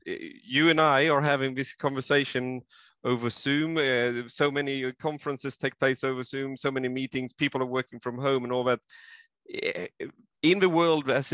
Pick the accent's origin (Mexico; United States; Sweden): Sweden; now in Queensland, Australia; I am originally from Sweden, and I have still connections there